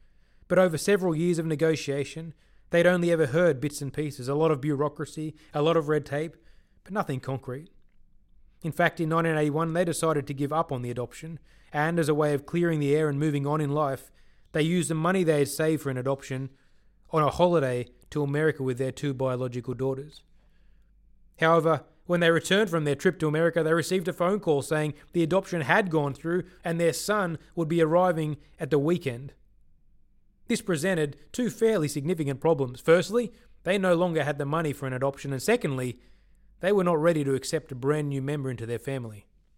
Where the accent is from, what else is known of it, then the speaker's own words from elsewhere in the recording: Chennai, Tamil Nadu, India; born there; I was born on January the 21st, 1981, in Madras, India.